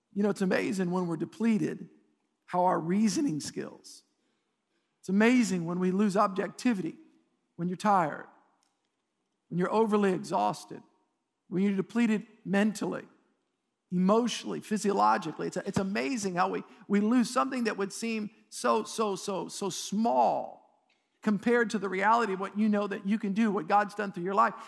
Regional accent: United States; as an American

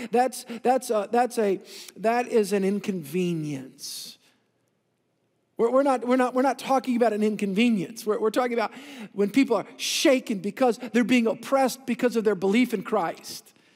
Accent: New Orleans, Louisiana, United States; I came from the South Shore in the Greater New Orleans region

